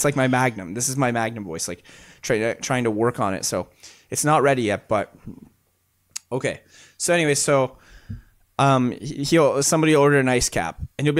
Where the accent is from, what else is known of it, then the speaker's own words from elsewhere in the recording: India; I am not a Canadian. I am from India.